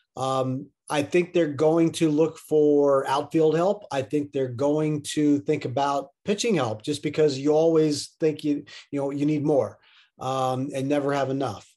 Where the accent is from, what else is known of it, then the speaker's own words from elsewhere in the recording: Middletown, Pennsylvania, United States; I grew up in Middletown, Pennsylvania